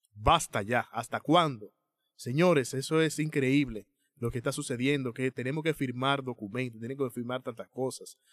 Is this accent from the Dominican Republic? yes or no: yes; Dominican Republic; nosotros como dominicanos